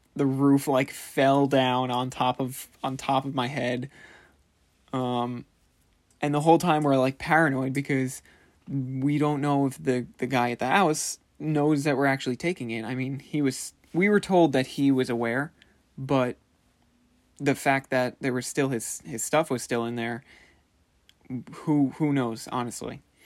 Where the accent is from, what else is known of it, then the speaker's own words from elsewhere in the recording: Commack, New York, United States; we're from Comac